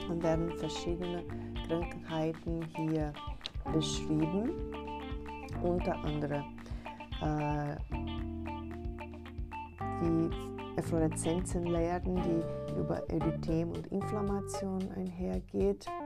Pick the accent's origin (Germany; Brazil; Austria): Brazil; born there; German is a second language; ich komme selber gebürtig aus Brasilien, deswegen ist auch